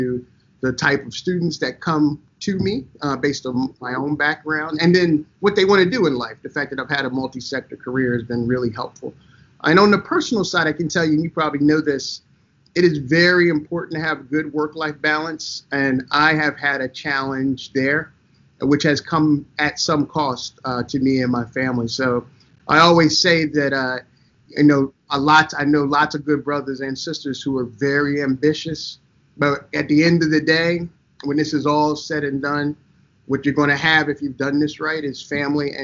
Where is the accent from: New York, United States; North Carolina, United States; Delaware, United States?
Delaware, United States; also born or lived in Jacksonville Beach, Florida; we come from Jacksonville Beach, Florida, but I grew up in Delaware